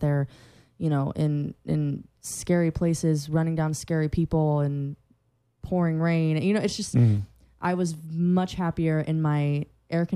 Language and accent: English; Central Florida, United States; I'm from Central Florida.